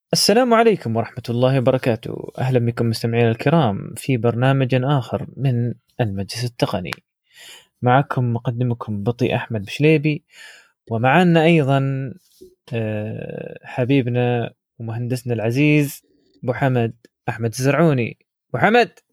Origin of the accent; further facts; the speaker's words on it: United Arab Emirates; عندنا في الإمارات